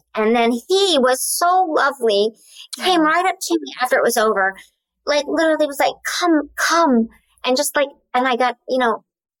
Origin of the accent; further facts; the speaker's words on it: Oklahoma, United States; you know I'm from Oklahoma.